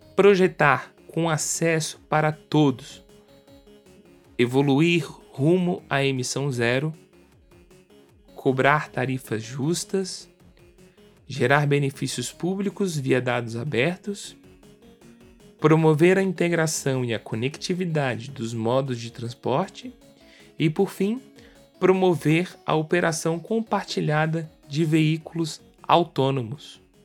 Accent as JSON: {"language": "Portuguese", "town": "Brasília", "region": "Federal District", "country": "Brazil", "said": "eu sou de Brasília"}